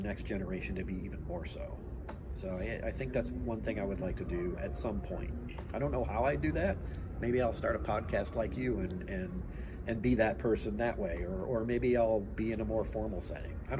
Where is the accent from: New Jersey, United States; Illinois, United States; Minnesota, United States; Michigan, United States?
Michigan, United States; southeastern; moved away as an adult; also born or lived in Austin, Texas; Now I love southeastern Michigan. I love where I'm at now. I grew up there. You know, it's my hometown